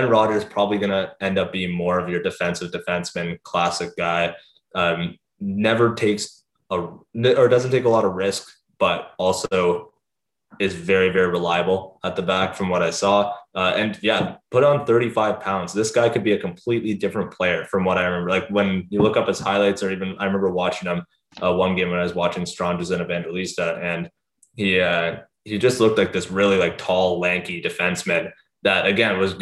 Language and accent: English; London, Ontario, Canada; I am from the London area, so I grew up a Knights fan